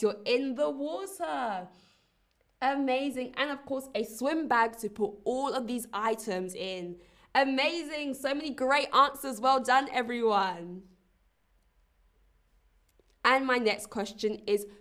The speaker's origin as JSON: {"language": "English", "region": "London", "country": "United Kingdom", "moved": "yes", "lives_now": "Berlin, Germany", "said": "I come from London, England"}